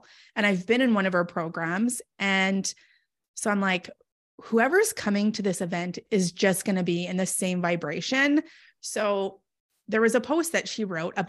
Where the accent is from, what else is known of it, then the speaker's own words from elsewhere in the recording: Canada; I'm from Canada.